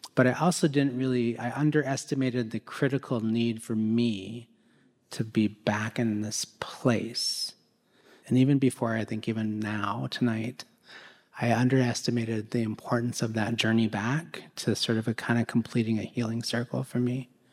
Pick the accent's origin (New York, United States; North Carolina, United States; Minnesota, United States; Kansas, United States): Minnesota, United States; Minneapolis; I was born and raised here in Minneapolis